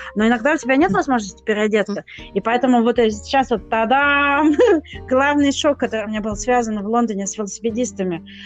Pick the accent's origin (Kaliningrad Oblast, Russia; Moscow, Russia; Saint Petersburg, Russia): Moscow, Russia; moved away as an adult; now in London, United Kingdom; я из Москвы